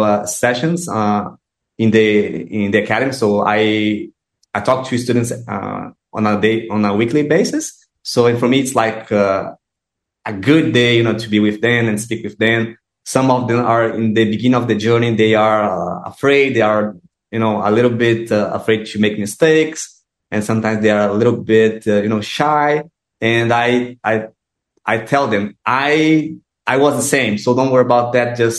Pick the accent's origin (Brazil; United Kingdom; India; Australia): Brazil; English is a second language; I'm from Brazil